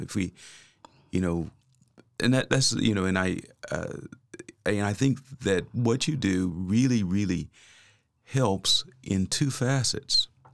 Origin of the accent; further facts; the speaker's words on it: Kansas City, United States; moved away as an adult; also born or lived in Oklahoma; I am originally from Kansas City.